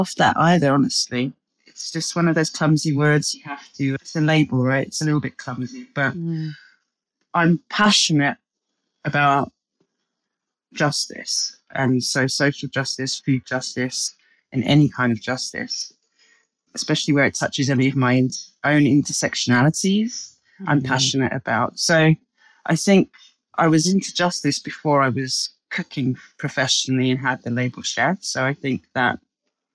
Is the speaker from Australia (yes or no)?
no; London, United Kingdom; as you can hear from my accent, I'm English. I don't strongly identify as English as so much as I identify as being a Londoner